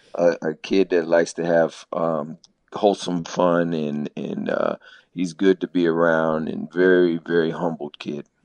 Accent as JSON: {"language": "English", "region": "Maryland", "country": "United States", "also_born_or_lived": "Phoenix, Arizona", "moved": "as an adult", "said": "I'm originally from Maryland, so I'm a transplant out here."}